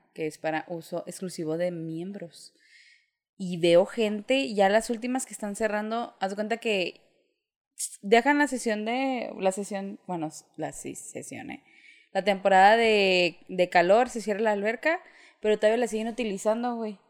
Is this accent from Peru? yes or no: no; Mexico; moved away